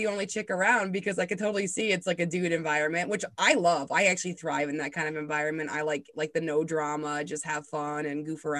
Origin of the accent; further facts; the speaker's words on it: New England, United States; Well, I am from New England